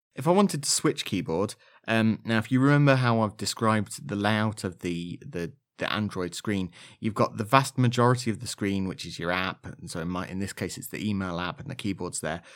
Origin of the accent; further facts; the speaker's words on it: Leicestershire, East Midlands, United Kingdom; accent: slightly Leicestershire; my slightly Leicestershire accent